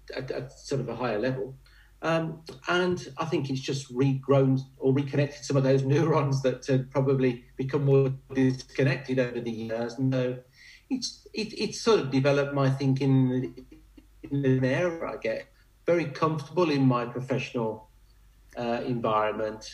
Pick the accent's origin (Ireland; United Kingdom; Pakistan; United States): United Kingdom; Warwickshire, West Midlands; I'm in my home county, the Bards County of Warwickshire